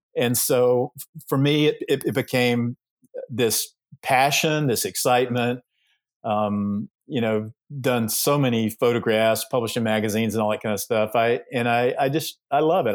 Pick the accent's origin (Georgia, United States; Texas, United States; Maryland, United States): Georgia, United States; I was raised in the South, raised in Georgia